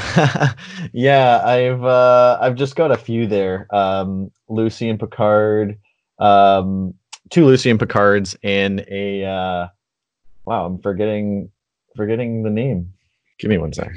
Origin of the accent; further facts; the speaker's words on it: Canada; as a Canadian